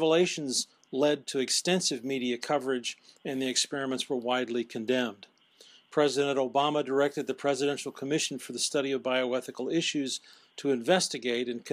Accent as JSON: {"language": "English", "country": "United States", "said": "my perspective as an American"}